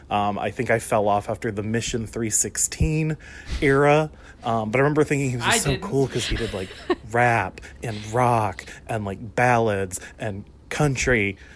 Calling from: Harrisburg, Pennsylvania, United States; I'm from Harrisburg, Pennsylvania

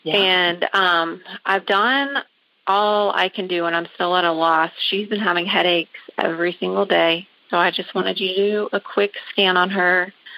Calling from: Augusta, Georgia, United States; I am calling from Augusta, Georgia.

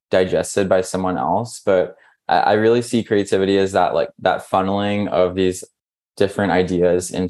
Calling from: Brooklyn, New York, United States; So I'm here at home in Brooklyn in New York.

